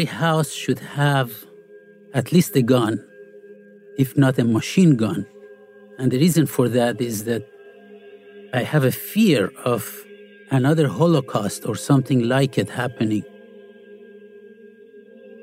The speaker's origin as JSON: {"language": "English", "country": "Iran", "tie": "born or raised there", "moved": "yes", "lives_now": "Florida, United States", "said": "I grew up in Iran"}